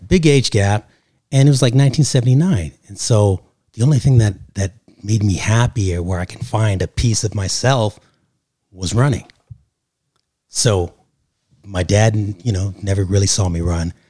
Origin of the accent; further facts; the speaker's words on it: Canada; now in Los Angeles, United States; originally from Canada, live here in Los Angeles, California